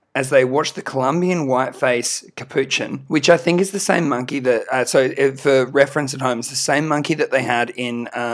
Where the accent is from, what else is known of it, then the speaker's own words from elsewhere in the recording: Australia; We're a band from Australia.